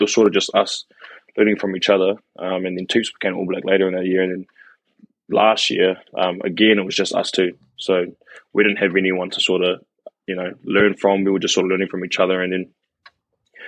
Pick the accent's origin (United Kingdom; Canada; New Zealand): New Zealand; Wellington; moved away as an adult; born in Wellington, born and bred in Wellington until I was 18